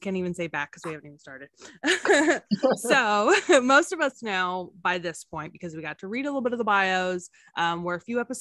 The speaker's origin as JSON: {"language": "English", "country": "Germany", "moved": "yes", "lives_now": "United States", "said": "I live in America. I'm originally from Germany though"}